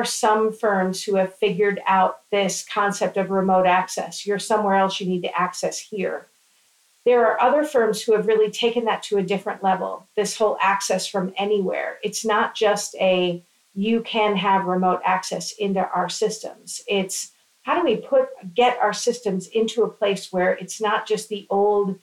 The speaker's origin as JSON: {"language": "English", "region": "Florida", "country": "United States", "said": "I'm from Florida."}